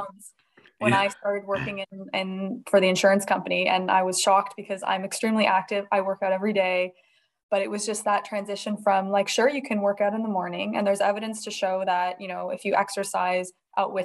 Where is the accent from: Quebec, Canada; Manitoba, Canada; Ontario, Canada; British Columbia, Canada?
Ontario, Canada; Toronto; moved away as an adult; now in Edinburgh, United Kingdom; I'm originally from Toronto, Canada